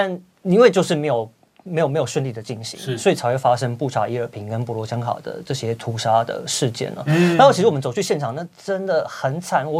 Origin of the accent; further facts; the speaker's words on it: Taiwan; 我我生在台湾，我生在台湾，我长在台湾，我就是台湾人。